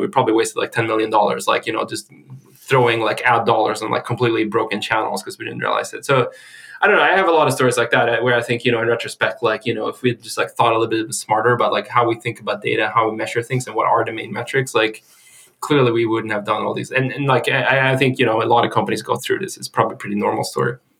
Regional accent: Sweden; I'm from Sweden.

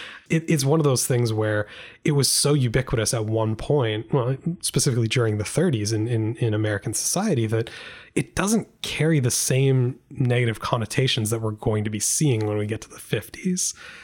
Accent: Canada; As a Canadian, just saying that just hurts my soul a little bit.

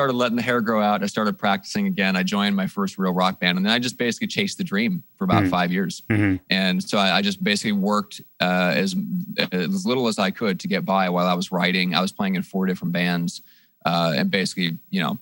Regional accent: Midwest, United States; also born or lived in Iowa / Nebraska; now in San Diego, United States; I'm originally from the Midwest. I'm from Iowa, Nebraska

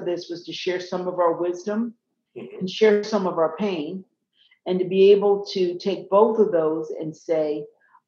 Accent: the South, United States; I grew up in the South, and as I mentioned, in a small town

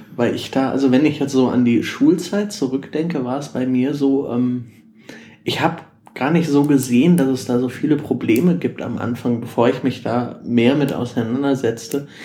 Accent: Ruhr area, North Rhine-Westphalia, Germany; ich komme ursprünglich aus dem Ruhrgebiet

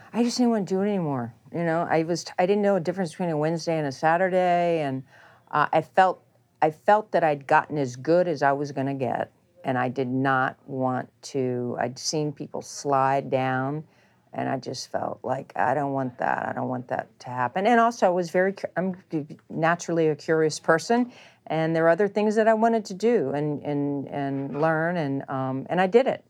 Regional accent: Charleston, West Virginia, United States; The court I had growing up in Charleston, that my parents built for me in Charleston, West Virginia

